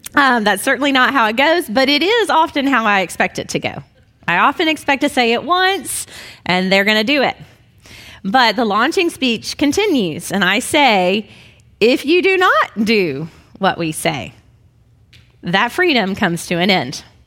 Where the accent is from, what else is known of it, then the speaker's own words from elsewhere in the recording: Memphis, Tennessee, United States; I was brought up in Memphis as a good Southern Baptist girl